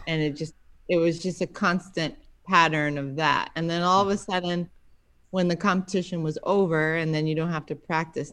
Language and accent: English; Andover, Massachusetts, United States; moved away as an adult; also born or lived in England / New York; I grew up in uh, north of Boston, Andover, Massachusetts